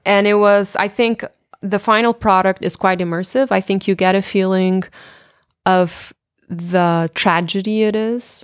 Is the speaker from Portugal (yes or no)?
yes; Portugal; in my hometown